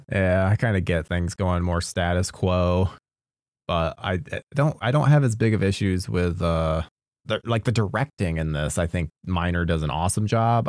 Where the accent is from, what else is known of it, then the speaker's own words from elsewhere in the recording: Midwest, United States; I grew up in the Midwest